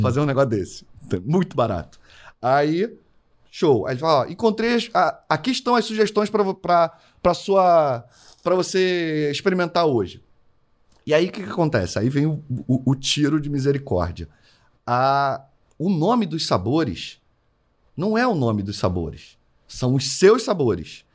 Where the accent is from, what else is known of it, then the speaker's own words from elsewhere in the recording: Rio de Janeiro, Brazil; eu sou carioca